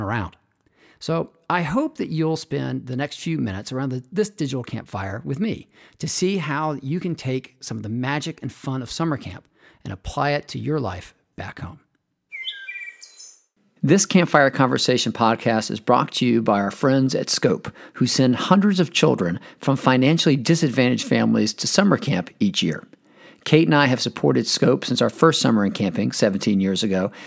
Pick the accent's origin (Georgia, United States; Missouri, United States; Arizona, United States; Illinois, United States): Georgia, United States; Athens; I grew up in Athens, the home of the Dogs